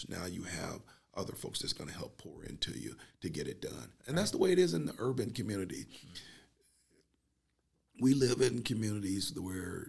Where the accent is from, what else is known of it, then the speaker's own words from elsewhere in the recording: Northeastern Ohio, United States; I'm from Northeastern Ohio